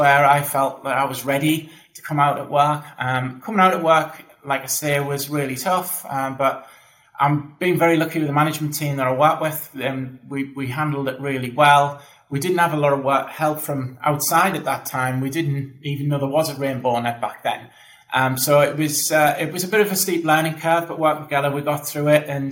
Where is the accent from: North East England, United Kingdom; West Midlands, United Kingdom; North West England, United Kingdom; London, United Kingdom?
North East England, United Kingdom; the Northeast; you might know from the accent, I'm from the Northeast as well.